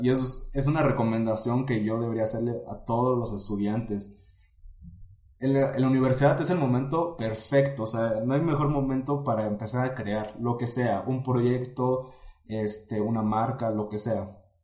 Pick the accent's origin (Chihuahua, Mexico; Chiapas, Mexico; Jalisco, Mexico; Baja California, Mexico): Chiapas, Mexico; Tuxtla Gutiérrez; moved away as an adult; now in Puebla, Mexico; soy originario de Chiapas. Eh, crecí en la ciudad de Tuxtla Gutiérrez